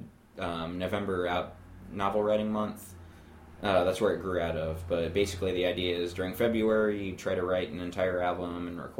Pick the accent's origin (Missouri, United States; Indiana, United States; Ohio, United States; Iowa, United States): Ohio, United States; Worthington; also born or lived in Kent, Ohio; I grew up in Worthington